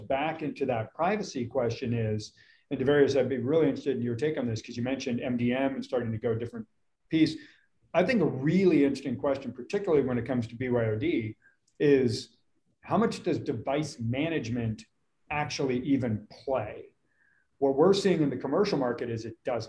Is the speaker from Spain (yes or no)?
no; Lake Tahoe, United States; also born or lived in Austin, Texas; now in Dallas, United States; I grew up in Lake Tahoe